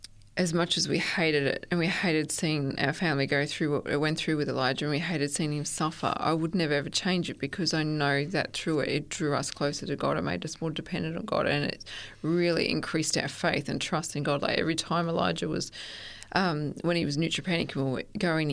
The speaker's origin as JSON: {"language": "English", "town": "Stanthorpe", "region": "Queensland", "country": "Australia", "tie": "born or raised there", "also_born_or_lived": "Gosford / Sunshine Coast", "said": "Oh, I was born actually in Gosford, and my family travelled a lot and we moved a lot. I spent a lot of my younger years in Stanthorpe, and then from Stanthorpe we moved to the Sunshine Coast when I was about 15."}